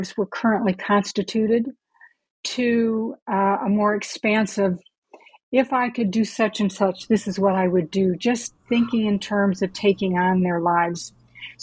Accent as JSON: {"language": "English", "town": "Gary", "region": "Indiana", "country": "United States", "tie": "born or raised there", "said": "I'm a Hoosier, from Indiana. I grew up in Gary, Indiana."}